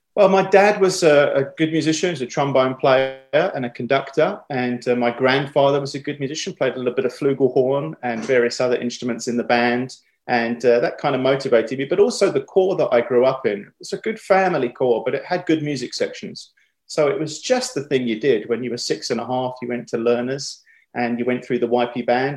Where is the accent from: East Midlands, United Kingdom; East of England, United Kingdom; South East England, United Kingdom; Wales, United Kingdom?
East of England, United Kingdom; Chelmsford; moved away as an adult; now in United States; I was born in Chelmsford, Essex, uh, she's just outside of London, really, and uh, grew up there my whole life uh, until I went to college and then moved over to the States later